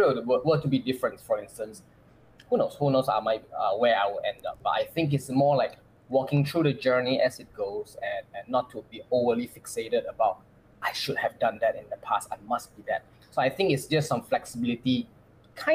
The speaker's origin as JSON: {"language": "English", "country": "Malaysia", "moved": "as an adult", "lives_now": "Singapore", "said": "coming from my home country, which is Malaysia"}